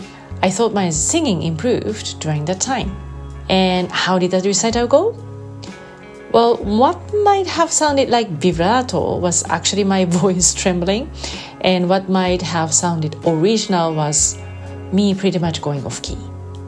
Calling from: Japan; I'm recording this from Japan.

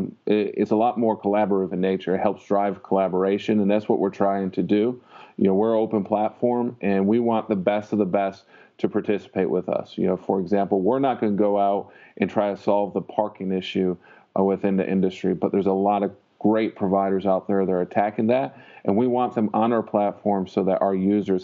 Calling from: Tampa, Florida, United States; I'm calling from Tampa, Florida. It's where Transflow is based.

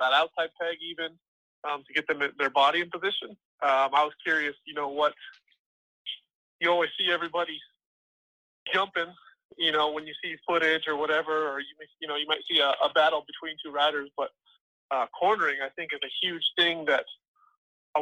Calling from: Colorado, United States; I'm calling from Colorado

